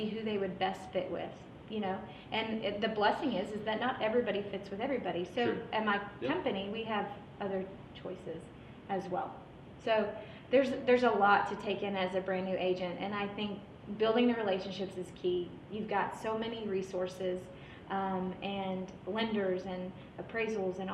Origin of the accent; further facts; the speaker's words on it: San Antonio, Texas, United States; now in Houston, United States; I'm from San Antonio